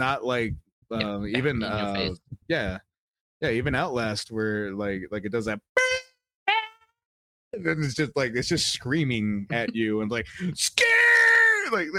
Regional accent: United Kingdom; We just will it back on. I'm fucking British.

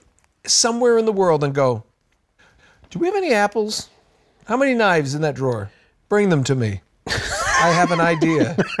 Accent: New England, United States; now in Los Angeles, United States; I grew up in New England

